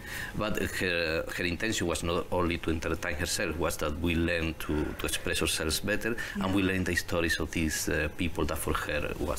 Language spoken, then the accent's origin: English; southern Spain, Spain; English is a second language; now in Canada; I grew up in Spain. Spain, yes. In the south of Spain.